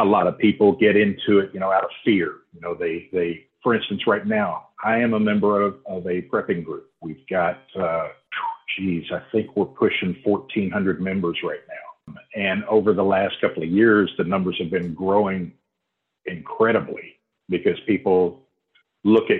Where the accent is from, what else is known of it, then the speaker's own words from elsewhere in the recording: Houston, Texas, United States; moved away as an adult; now in Oklahoma, United States; I grew up and lived in Houston for 50 years